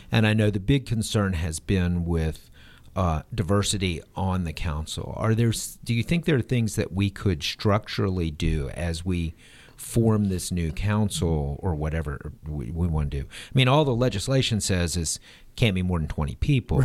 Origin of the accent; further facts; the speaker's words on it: Nashville, Tennessee, United States; I grew up in Nashville